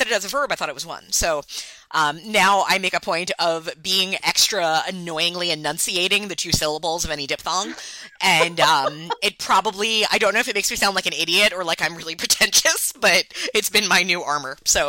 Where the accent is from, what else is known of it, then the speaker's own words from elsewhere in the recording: New York, United States; accent: Long Island; Okay, so I'm from Long Island, and Long Island obviously has a lot of accent details, of which you have no doubt heard.